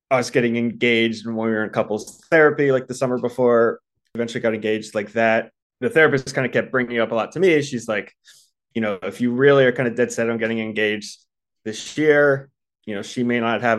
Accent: East Coast, United States; You know, I grew up on the East Coast, she grew up on the West Coast. For me, like growing up on the East Coast, you just kind of got married in your 20s and had kids by the time you were 30.

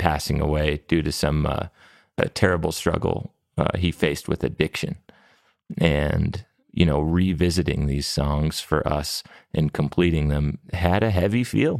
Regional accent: New Mexico, United States; growing up in New Mexico, there's a lot of bilingual people that we grew up around and working with.

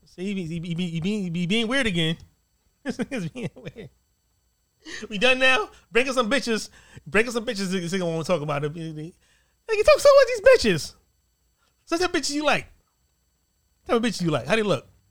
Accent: East Coast, United States; I'm, I'm from the East Coast. I'm not from the West Coast

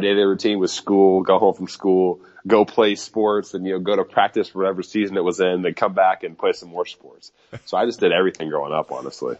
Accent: Overland Park, Kansas, United States; where I grew up in Overland Park, Kansas

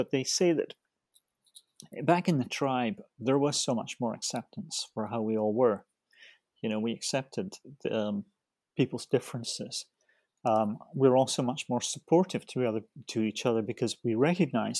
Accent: Scotland, United Kingdom; I come from Scotland, and, you know, I'm, you know, I hate to give away my age. No, I'm 66

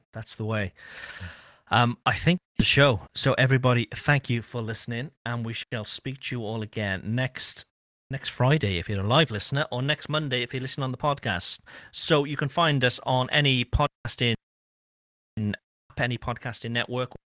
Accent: Cardiff, Wales, United Kingdom; I'm from Cardiff, which is the city where everybody speaks English

